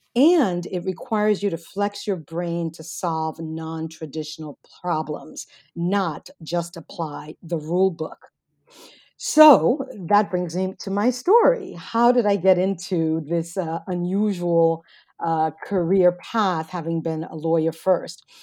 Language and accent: English; United States; I'm an American first generation